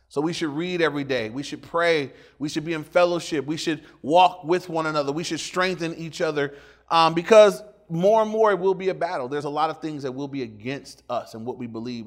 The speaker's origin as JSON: {"language": "English", "town": "Inglewood", "region": "California", "country": "United States", "tie": "born or raised there"}